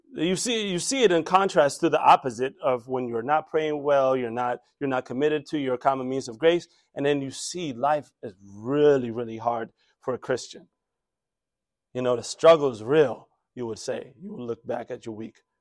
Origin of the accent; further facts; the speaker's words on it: DMV, United States; When I was growing up around here, by the way, it used to be a suburb